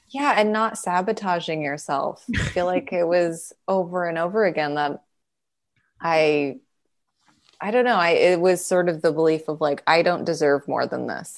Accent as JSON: {"language": "English", "town": "Calgary", "region": "Alberta", "country": "Canada", "moved": "yes", "lives_now": "Los Angeles, United States", "said": "I'm from Calgary"}